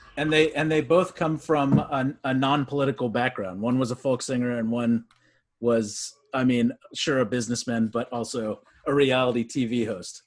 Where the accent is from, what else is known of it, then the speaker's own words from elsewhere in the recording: Texas, United States; I grew up in Texas.